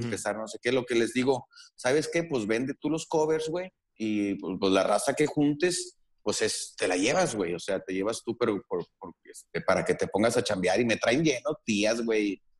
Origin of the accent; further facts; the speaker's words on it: northern Mexico, Mexico; para nosotros los, norteños